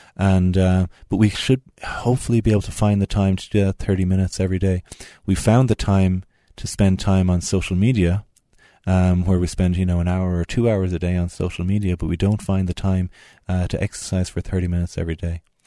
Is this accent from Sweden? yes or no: no; Tipperary, Munster, Ireland; moved away as an adult; now in Utah, United States; I'm from Tipperary in the Midlands of Ireland. Moved out to America thirteen years ago, and then moved out to Utah five years ago.